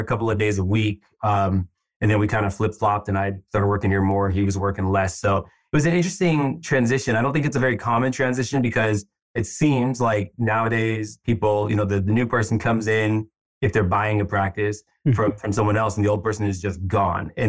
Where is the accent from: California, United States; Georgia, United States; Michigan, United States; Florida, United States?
California, United States; San Francisco; also born or lived in Bay Area; I've always lived in the Bay Area. I was born here in San Francisco, just moved kind of throughout the Bay, but been here, yeah, for a long time